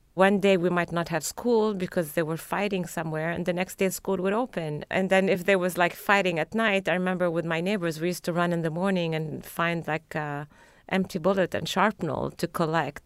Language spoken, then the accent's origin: English; Lebanon; moved away as an adult; also born or lived in Paris, France; now in Boston, United States; I grew up during the Civil War, but for some reason, when I remember my growing up and my teenage years in Lebanon